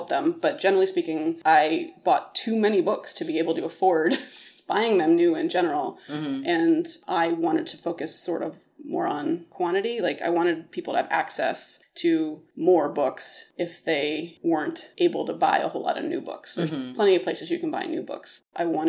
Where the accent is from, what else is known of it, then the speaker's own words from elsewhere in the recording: Maryland, United States; moved away; I grew up in Maryland, close to D.C.